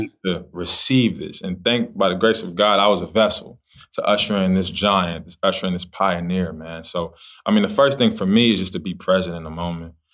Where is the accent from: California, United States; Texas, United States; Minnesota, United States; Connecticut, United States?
California, United States; Los Angeles; I'm from Los Angeles, California